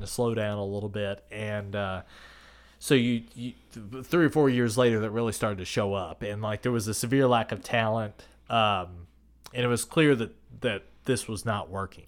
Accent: Kentucky, United States; growing up in Kentucky

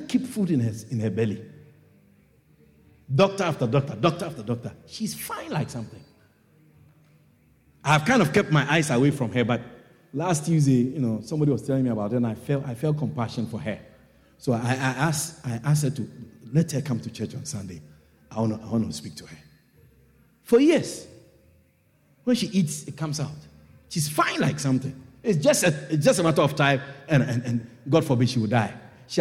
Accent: Kumasi, Ashanti, Ghana; moved away; where I come from in West Africa, I come from Ghana. I was born in Ghana. And I'm from the Ashanti tribe.

